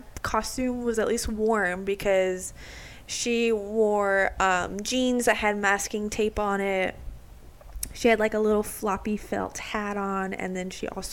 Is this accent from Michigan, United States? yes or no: no; Waukesha, Wisconsin, United States; So I grew up in Waukesha, so it's an hour north.